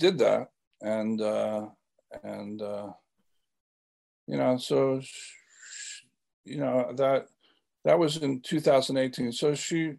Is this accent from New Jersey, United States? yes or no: yes; Lakehurst, New Jersey, United States; I have so many fond memories of growing up in Lakehurst, New Jersey